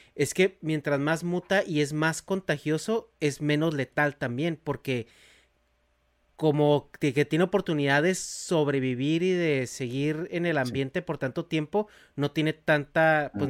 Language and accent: Spanish; Mexico; now in United States; yo crecí en México